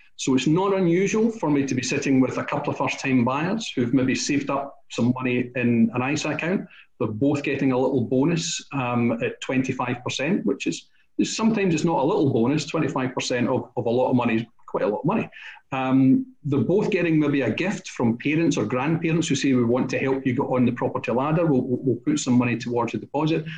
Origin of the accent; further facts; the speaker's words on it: Scotland, United Kingdom; we're Scottish